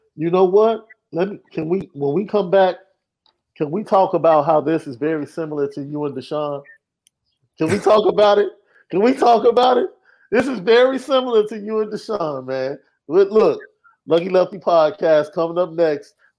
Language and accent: English; Chicago, Illinois, United States; I'm from Chicago